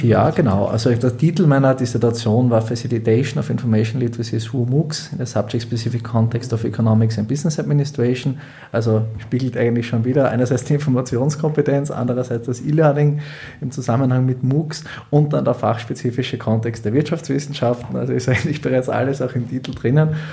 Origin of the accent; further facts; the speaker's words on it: Graz, Styria, Austria; moved away as an adult; now in Hildesheim, Germany; Also ursprünglich bin ich eigentlich auch Grazer Südösterreicher